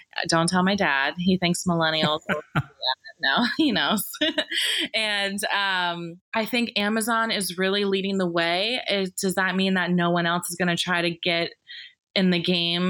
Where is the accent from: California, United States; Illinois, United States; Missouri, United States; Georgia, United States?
Georgia, United States; Atlanta; I definitely say Atlanta, but they question me sometimes because I don't have a huge Southern accent